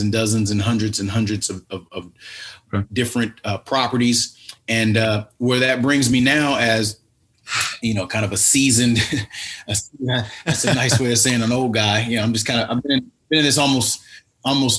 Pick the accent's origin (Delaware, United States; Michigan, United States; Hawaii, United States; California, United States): California, United States; Los Angeles; Born and raised in Los Angeles, in South Los Angeles